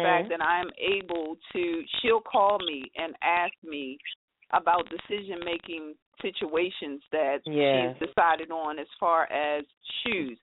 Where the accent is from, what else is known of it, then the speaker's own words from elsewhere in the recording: San Antonio, Texas, United States; I'm from San Antonio, Texas